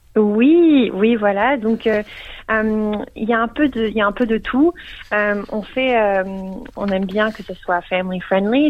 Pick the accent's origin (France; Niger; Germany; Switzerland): Switzerland; Geneva; now in Melbourne, Australia; je viens de Genève, donc euh, je parle français